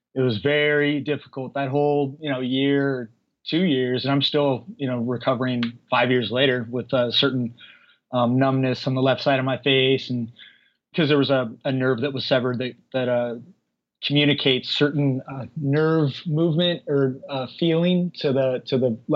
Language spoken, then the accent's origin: English; Northern California, United States; moved away as an adult; now in Los Angeles, United States; I was raised in Northern California